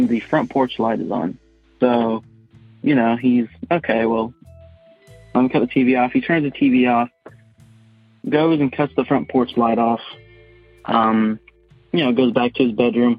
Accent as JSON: {"language": "English", "town": "Wendell", "region": "North Carolina", "country": "United States", "tie": "born or raised there", "said": "I'm from Wendell, North Carolina, kind of a small town. I now own the house that my grandfather built in 1985, grew up in that house"}